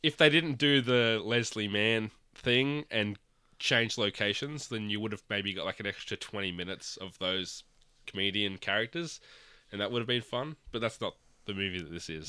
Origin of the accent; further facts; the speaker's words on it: Australia; as an Australian